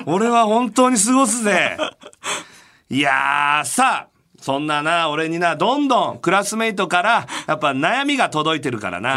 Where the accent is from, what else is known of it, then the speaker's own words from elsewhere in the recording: Chiba, Japan; 節分の文化はね、僕は千葉ですけど、なかったです